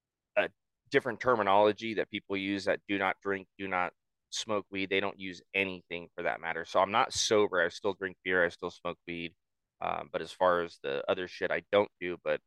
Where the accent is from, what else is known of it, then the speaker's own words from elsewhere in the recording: Southern California, United States; moved away as an adult; also born or lived in Maine; I had an opportunity to move to Maine. So I'm from Southern California, so that's on the far end of the fucking map.